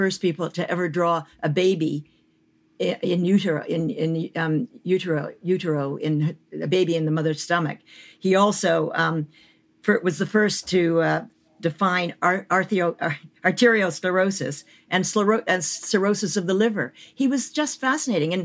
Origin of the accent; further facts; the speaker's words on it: Canada; moved away; the country where I grew up and am still a citizen